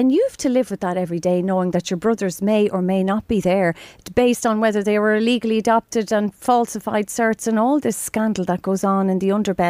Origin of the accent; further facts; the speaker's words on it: Drogheda, Leinster, Ireland; here in Drogheda, I grew up in Drogheda